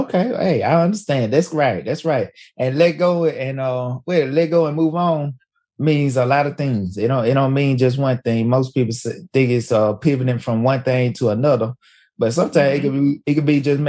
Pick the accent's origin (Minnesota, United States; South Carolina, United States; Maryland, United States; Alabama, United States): Alabama, United States; In Alabama, we don't have no Reyes.